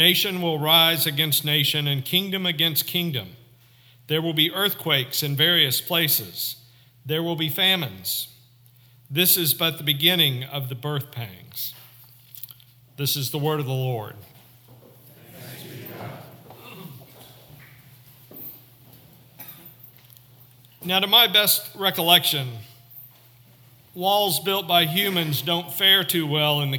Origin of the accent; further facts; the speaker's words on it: Northwest Arkansas, United States; I grew up in Northwest Arkansas, not 50 miles from the Oklahoma border